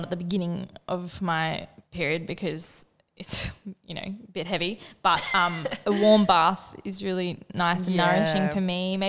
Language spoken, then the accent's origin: English; Northern Rivers, New South Wales, Australia; moved away; we grew up in the Northern Rivers